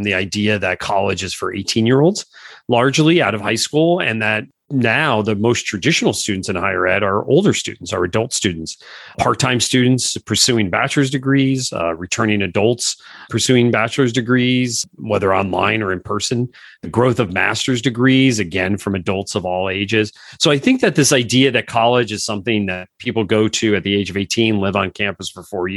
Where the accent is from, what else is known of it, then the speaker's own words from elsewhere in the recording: Northeastern Pennsylvania, United States; I was born and raised in Northeastern Pennsylvania